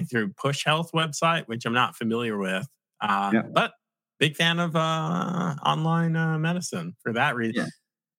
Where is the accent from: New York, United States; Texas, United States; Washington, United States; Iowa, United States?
New York, United States; I'm from New York